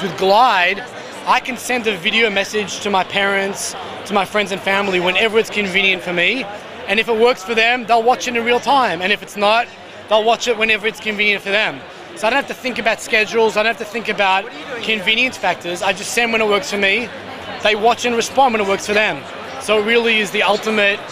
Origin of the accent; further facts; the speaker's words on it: Australia; now in Israel; I'm from Australia originally.